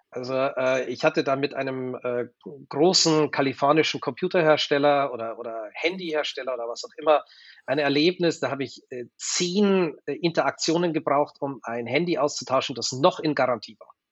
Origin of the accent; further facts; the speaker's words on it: Germany; Ich war halt ein Deutscher, der in Wien war.